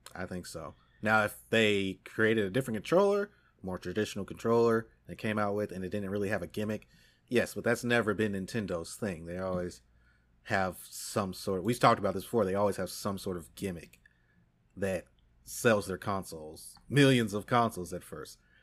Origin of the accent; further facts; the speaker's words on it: United States; as an American and someone who speaks English